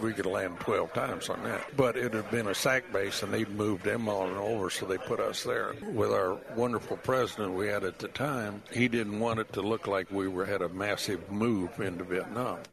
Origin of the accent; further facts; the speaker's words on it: Iowa, United States; moved away; I was still from Iowa at that time.